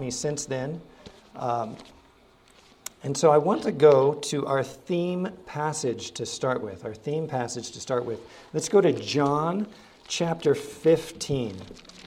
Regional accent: Ohio, United States; also born or lived in Hawaii; now in Arkansas, United States; I grew up in Ohio

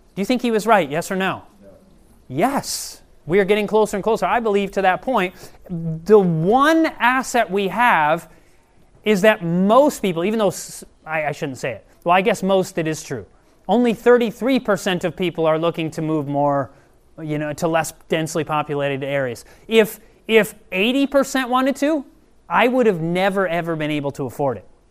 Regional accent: Michigan, United States; moved away; I'm originally from Michigan

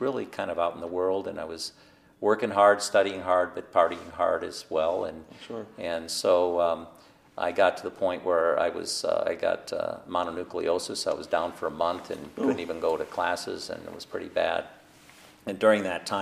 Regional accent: South Bend, Indiana, United States; also born or lived in Columbus, Ohio; I grew up in South Bend, Indiana.

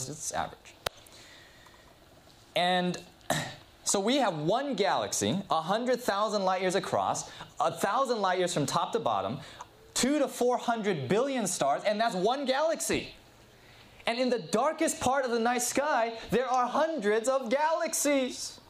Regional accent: Southern California, United States; I grew up in Southern California

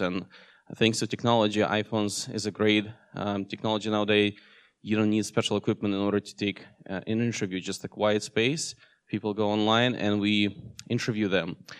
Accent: Russia; also born or lived in Seattle area, United States; now in Seattle, United States; I was born in Russia, and uh, in 2008, I moved with my family here in US

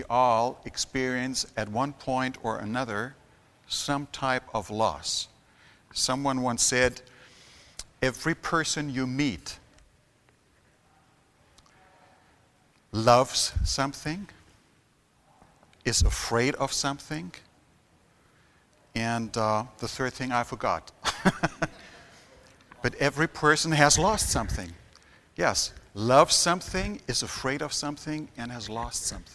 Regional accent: Germany; I've been born and raised in Germany

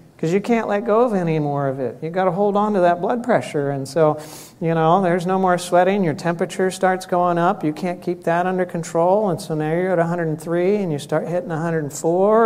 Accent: Florida, United States; I grew up in Florida.

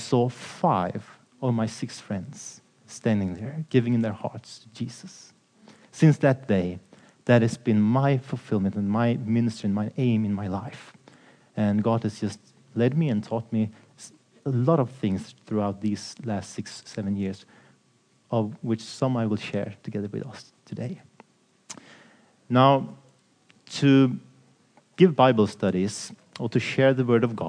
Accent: Sweden; I'm from Sweden, working at Swedish or Scandinavian TV station called Lifestyle TV

